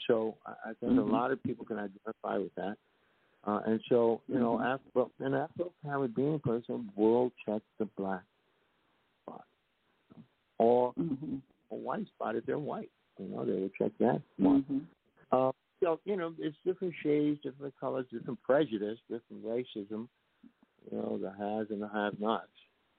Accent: New York City, New York, United States; moved away; I came from the Bronx, New York.

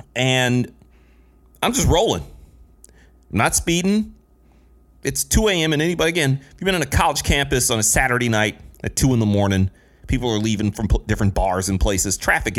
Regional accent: Midwest, United States; I'm from the Midwest. It's pop, not soda, damn it.

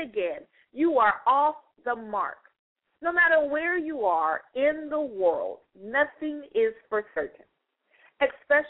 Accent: United States; I'm an American

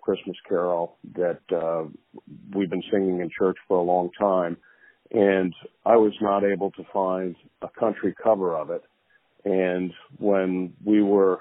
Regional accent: southwestern Connecticut, United States; I grew up in southwestern Connecticut and played music all my life

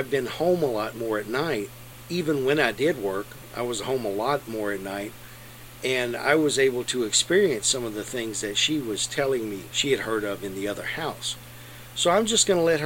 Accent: Lexington, United States; the house I grew up in Lexington

